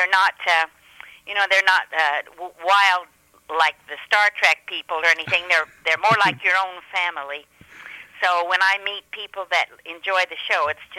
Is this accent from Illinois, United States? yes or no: no; Greeley, Colorado, United States; Well, I'm from a little town north of Denver, Colorado. It's called Greeley, G-R-E-E-L-E-Y, Greeley, Colorado.